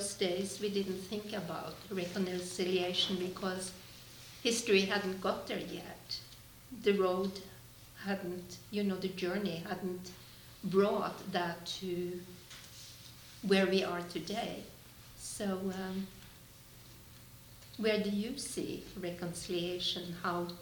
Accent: Norway; now in Canada; I grew up in Norway, so I didn't grow up here. But since I live in Canada

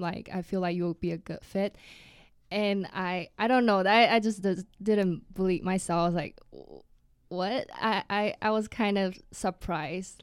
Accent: Taiwan; moved away as an adult; now in United States; I'm from Taiwan originally

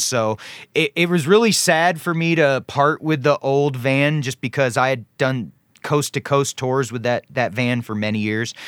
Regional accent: Charlotte, North Carolina, United States; also born or lived in Ohio; growing up in, in Charlotte, North Carolina

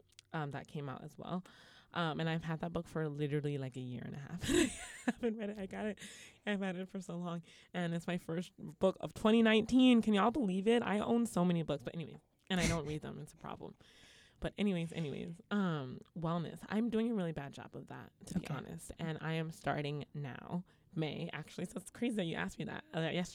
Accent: Brooklyn, New York, United States; It's a beautiful walk. I grew up in Bed-Stuy. I'm from Bed-Stuy.

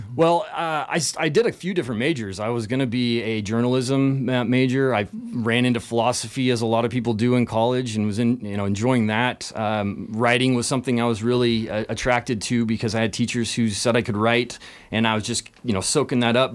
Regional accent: Leavenworth, Washington, United States; I was born in Leavenworth, And this is a Bavarian village up in, uh, the Washington, central Washington area

